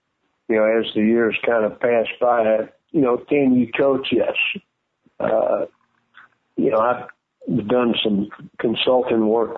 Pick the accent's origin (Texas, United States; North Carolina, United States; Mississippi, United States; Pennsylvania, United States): Mississippi, United States; Biloxi; growing up in Biloxi, I knew the climate.